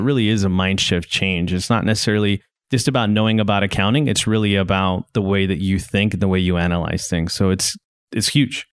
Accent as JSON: {"language": "English", "town": "Garden City", "region": "Kansas", "country": "United States", "tie": "born or raised there", "also_born_or_lived": "Hereford, Texas / Iowa / Illinois / Missouri", "moved": "yes", "lives_now": "Northwest Arkansas, United States", "said": "before I ended up in West Texas, I grew up in Garden City, Kansas"}